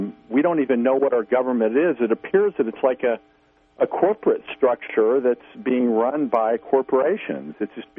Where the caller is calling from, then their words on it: Missouri, United States; from Missouri.